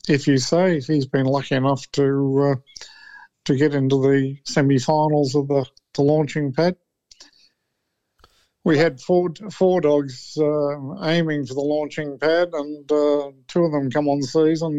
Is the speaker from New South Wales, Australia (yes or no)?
yes; New South Wales, Australia; I'm from New South Wales